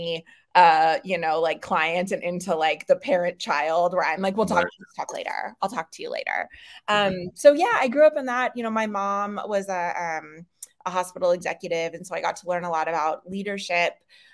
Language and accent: English; Boise, Idaho, United States; born in Boise, Idaho, just down the street from where I am right now.